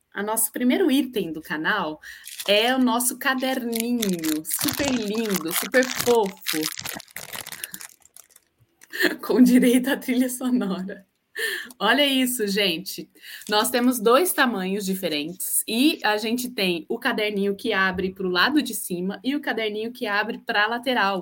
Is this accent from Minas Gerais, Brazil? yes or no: yes; Uberlândia, Minas Gerais, Brazil; now in Niterói, Brazil; sou de Uberlândia, mas agora eu estou em Niterói, Rio de Janeiro